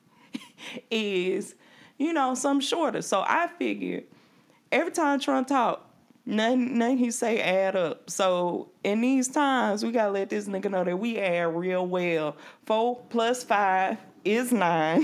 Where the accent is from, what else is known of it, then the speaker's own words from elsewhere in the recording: Jackson, Mississippi, United States; I'm from Jackson.